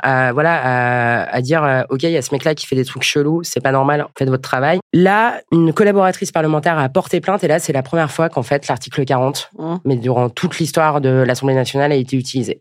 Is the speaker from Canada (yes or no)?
no; Rennes, Brittany, France; je viens de Rennes avec Edmond Hervé.